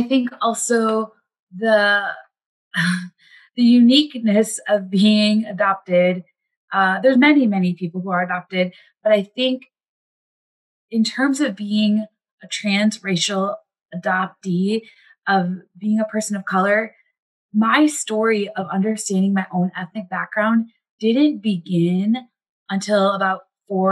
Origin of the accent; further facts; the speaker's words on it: Wisconsin, United States; also born or lived in India; now in Minneapolis, United States; I grew up in Wisconsin, have lived in the Midwest for a majority of my life